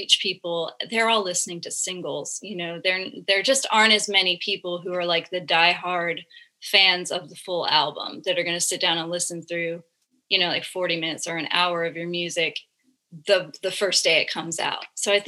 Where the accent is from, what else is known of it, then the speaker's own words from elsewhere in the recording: Florida, United States; growing up in Florida in like the early and mid 2000s